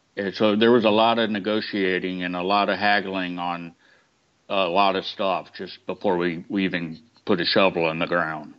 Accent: Georgia, United States; moved away; I'm from Georgia, so I was visiting family in Georgia

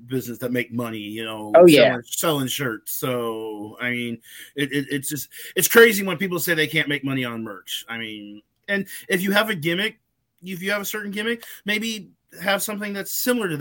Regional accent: St. Louis, Missouri, United States; I'm from the St. Louis area

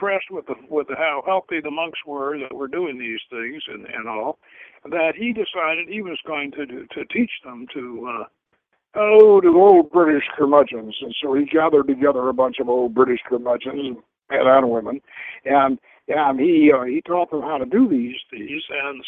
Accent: the South, United States; I grew up in the South, and we had a couple of black ladies for cooks

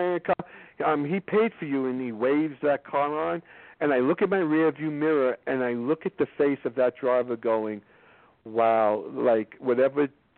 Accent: New York, United States; I'm a liberal Democrat from New York

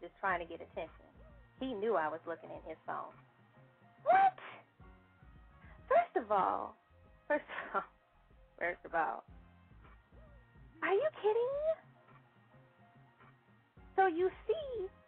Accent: Chicago, Illinois, United States; moved away; I'm from Chicago originally

